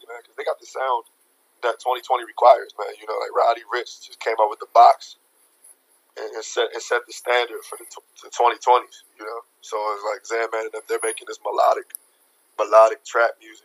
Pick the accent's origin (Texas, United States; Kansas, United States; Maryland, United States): Maryland, United States; Hyattsville; I actually grew up in Hyattsville, Maryland, which is like 10 minutes from DC.